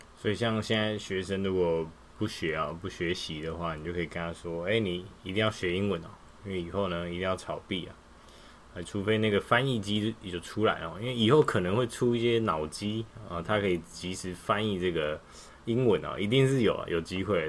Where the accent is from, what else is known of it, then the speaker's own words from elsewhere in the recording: Taiwan; 传到我们台湾人手上